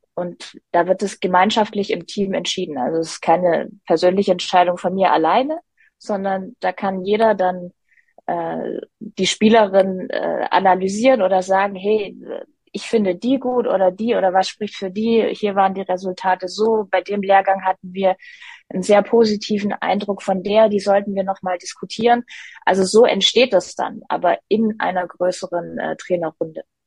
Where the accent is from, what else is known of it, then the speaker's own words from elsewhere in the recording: Stuttgart, Baden-Württemberg, Germany; Stuttgart ist meine Heimat